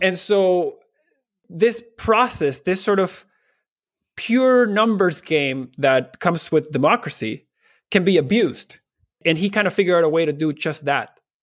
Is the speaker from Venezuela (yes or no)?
yes; Barquisimeto, Lara, Venezuela; moved away as an adult; now in Toronto, Canada; I actually was born in a small town dead in the center of Venezuela called Barquisimeto